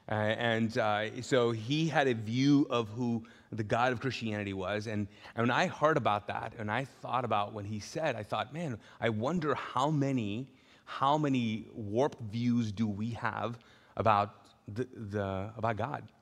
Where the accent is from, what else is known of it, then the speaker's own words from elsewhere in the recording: Pakistan; I'm Pakistani, my, my, my, dad was uh, born and raised in Pakistan.